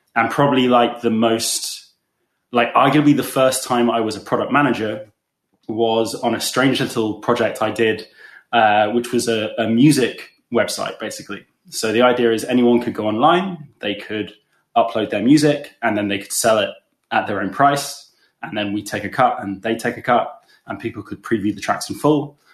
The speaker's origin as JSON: {"language": "English", "region": "England", "country": "United Kingdom", "also_born_or_lived": "London", "moved": "as an adult", "lives_now": "Berlin, Germany", "said": "You can probably tell from my accent that I'm not from Germany, but I'm English."}